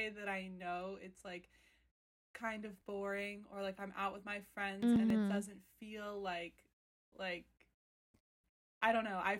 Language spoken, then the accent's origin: English; Philadelphia, Pennsylvania, United States; moved away as an adult; now in New York, United States; I was born and raised in Philadelphia.